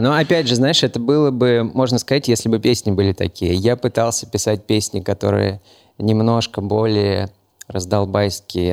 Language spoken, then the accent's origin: Russian; Moscow, Russia; also born or lived in Novosibirsk; Я родился, правда, в Новосибирске, но когда мне было, по-моему, 6 месяцев, меня привезли в Москву. И все, я больше нигде никогда не был.